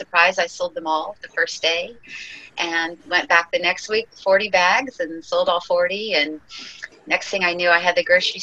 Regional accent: Ojai, California, United States; also born or lived in New York; I came back to my hometown, which is Ojai, California, small little town in the mountains of near Santa Barbara

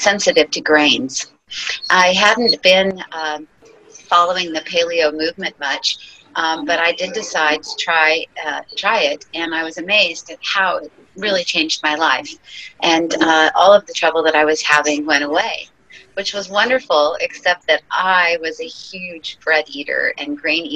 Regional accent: Ojai, California, United States; also born or lived in New York; I came back to my hometown, which is Ojai, California, small little town in the mountains of near Santa Barbara

